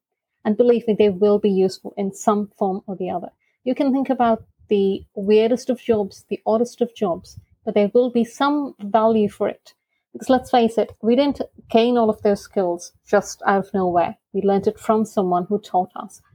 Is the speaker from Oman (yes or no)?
yes; Oman; I am based in Oman, originally from India, born and brought up in Oman